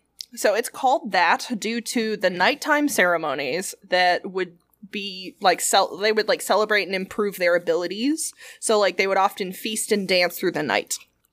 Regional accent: the South, United States; I'm from the South.

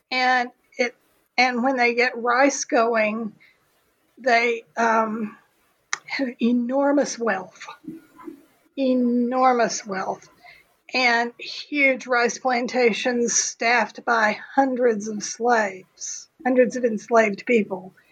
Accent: Texas, United States; I'm a historian. I'm from Texas.

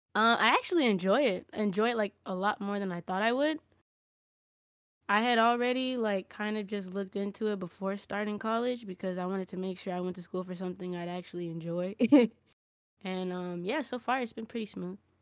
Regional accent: Los Angeles, California, United States; moved away; also born or lived in Las Vegas, Nevada; I was born not born here, but I was raised up here in Koreatown, Los Angeles

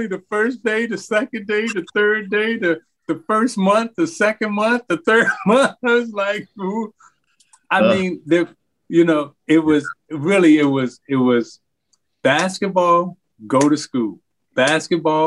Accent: Chicago, Illinois, United States; I'm from Chicago

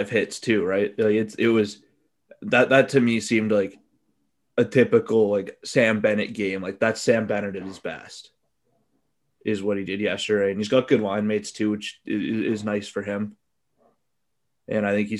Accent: Calgary, Alberta, Canada; growing up in Calgary

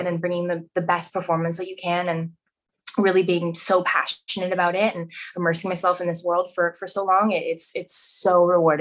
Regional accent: Vancouver, British Columbia, Canada; being born and raised in Vancouver

